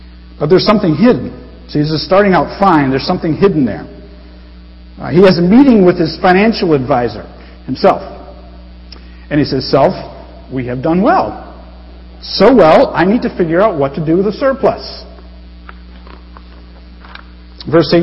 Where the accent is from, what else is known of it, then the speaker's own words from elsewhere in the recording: United States; I'm American